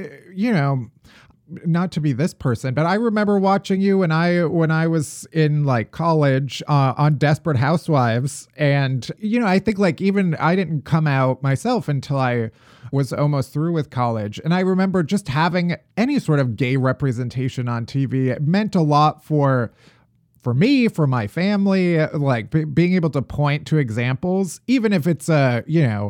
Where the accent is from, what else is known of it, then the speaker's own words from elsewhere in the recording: Midwest, United States; I also grew up in the Midwest